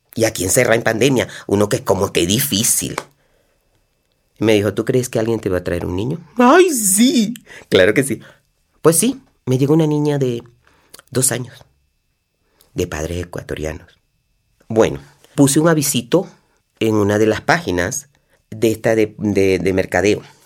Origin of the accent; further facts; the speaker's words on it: Venezuela; moved away as an adult; para salir de mi país, para despedirme de mi tierra